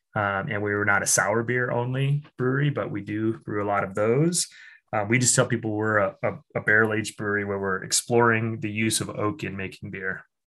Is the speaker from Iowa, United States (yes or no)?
yes; Iowa, United States; I uh, was born and raised in Iowa